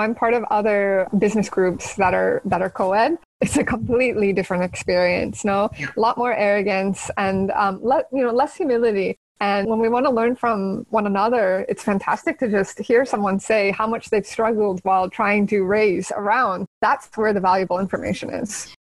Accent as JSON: {"language": "English", "town": "San Jose", "region": "California", "country": "United States", "tie": "born or raised there", "moved": "as an adult", "lives_now": "Barcelona, Spain", "said": "I grew up in San Jose, California, in okay. the heart of Silicon Valley"}